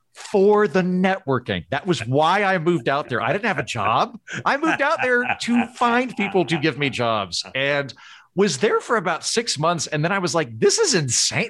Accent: Oklahoma, United States; moved away as an adult; also born or lived in New York / Los Angeles; now in Tulsa, United States; I grew up in Oklahoma, but I've been gone fifteen years

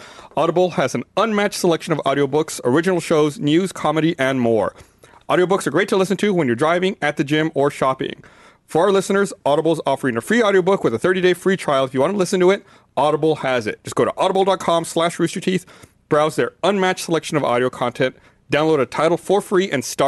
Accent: United States; I'm an American

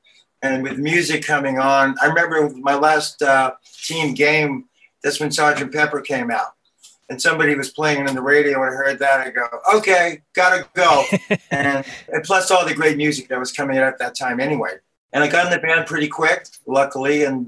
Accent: Brooklyn, New York, United States; Well, growing up in Brooklyn was a good time.

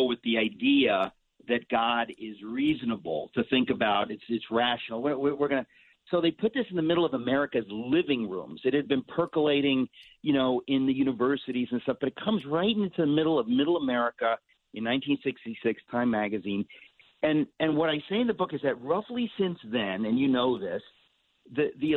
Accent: New York, United States; I'm a New Yorker. I was born in New York, in Queens. I've lived in New York

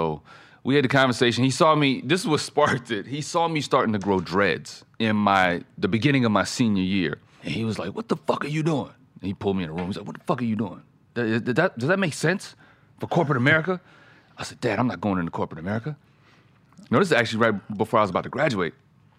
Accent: Fayetteville, North Carolina, United States; also born or lived in Germany; I grew up in Germany through the military. North Carolina and Germany. So Fort Bragg, Fayetteville. That's where my dad was stationed.

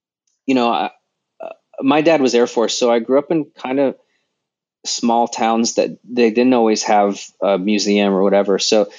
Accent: Sacramento, California, United States; now in Los Angeles, United States; I was born in Sacramento.

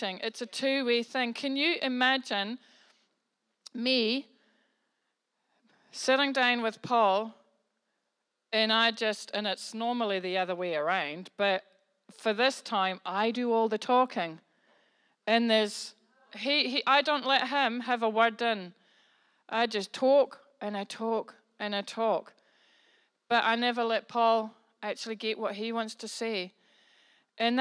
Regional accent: New Zealand; I'm a New Zealander. I'm a Kiwi. I'm from New Zealand.

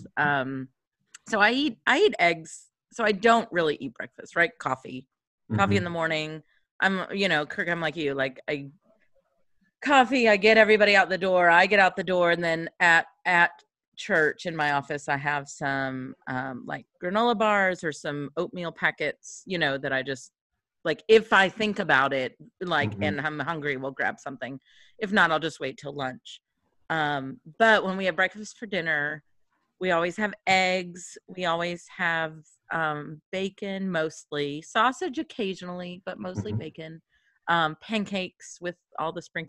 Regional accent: Kentucky, United States; moved away; also born or lived in upstate New York; I'm from Kentucky

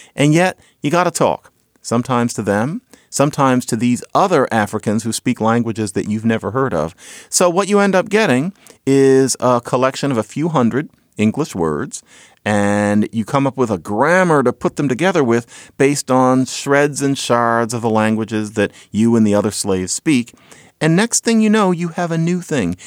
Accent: Philadelphia, Pennsylvania, United States; I grew up in Philadelphia, so I heard this all the time

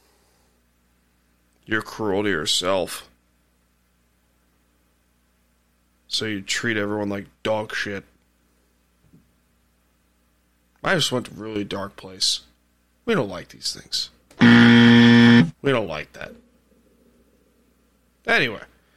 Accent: Blue Point, New York, United States; I'm from Blue Point

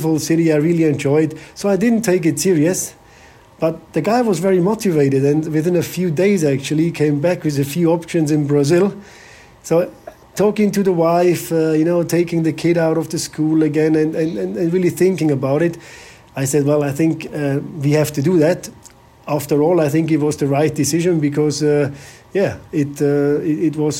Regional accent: Bavaria, Germany; moved away as an adult; also born or lived in Malaysia / England; I'm from Bavaria

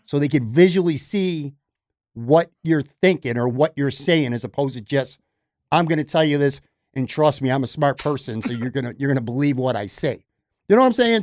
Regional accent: Buffalo, New York, United States; moved away as an adult; also born or lived in Florida; born and raised in Buffalo

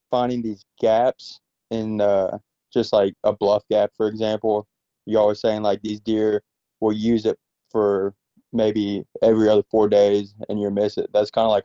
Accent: Alabama, United States; moved away; I'm from Alabama, so we are not used to bears

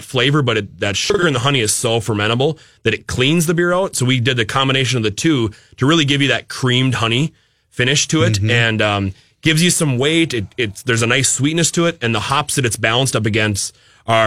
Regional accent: Minnesota, United States; We're actually all from Minnesota and live in Minnesota

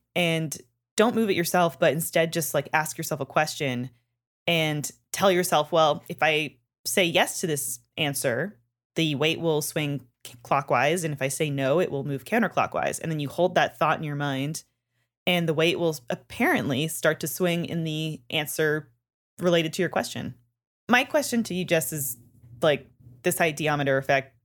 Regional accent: Canada; moved away; I'm from Canada and we learn French all throughout our childhoods and into high school

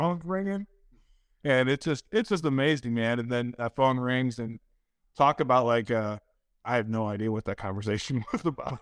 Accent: Detroit, Michigan, United States; I'm from Detroit or outside of Detroit

